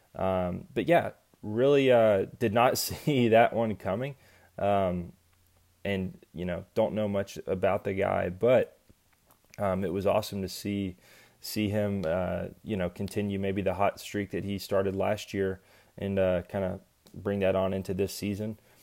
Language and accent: English; East Coast, United States; growing up on the East Coast